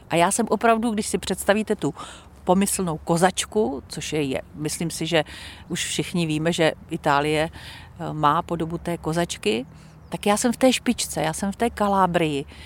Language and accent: Czech; Czechia; moved away as an adult; now in Italy; narodila jsem se tady v Čechách. Prožila jsem tady velkou část svého života profesního i soukromého